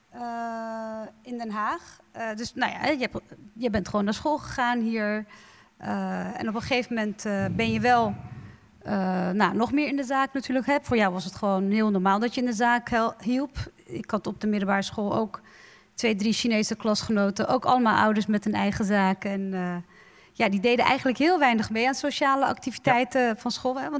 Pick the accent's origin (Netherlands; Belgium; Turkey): Turkey; En wat ik heel grappig vond als Turkse, binnen Turkse gezinnen was het dan hè, de droom altijd.